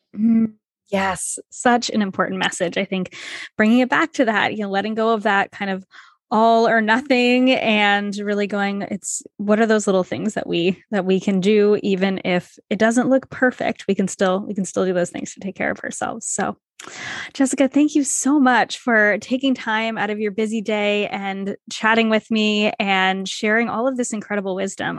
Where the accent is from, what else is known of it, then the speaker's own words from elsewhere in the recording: Rhode Island, United States; also born or lived in Toronto; I grew up in Rhode Island, which small state, s, everything is small here.